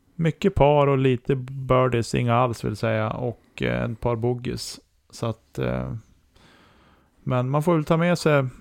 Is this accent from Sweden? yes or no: yes; Norrland, Sweden; som norrlänning